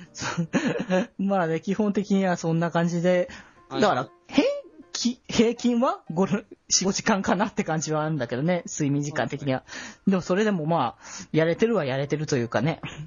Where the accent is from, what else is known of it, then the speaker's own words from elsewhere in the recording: Aichi, Japan; 基本地元は愛知だったんだけど